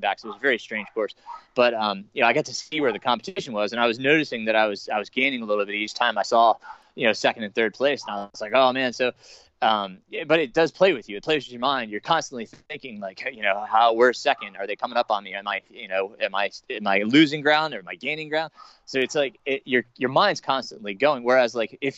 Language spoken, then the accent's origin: English; Middletown, New York, United States; I grew up in, Middletown, New York